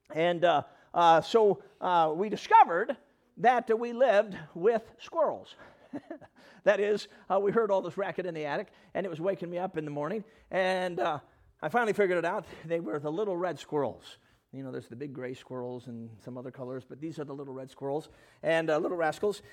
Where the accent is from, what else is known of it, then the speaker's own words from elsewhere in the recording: Chicago, Illinois, United States; I'm a Chicago kid. I grew up in Chicago